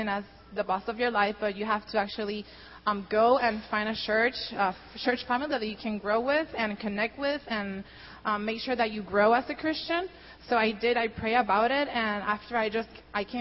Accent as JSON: {"language": "English", "country": "Puerto Rico", "tie": "born or raised there", "first_language": "Spanish", "second_language": "English", "moved": "as an adult", "lives_now": "United States", "said": "I was born and raised in Puerto Rico"}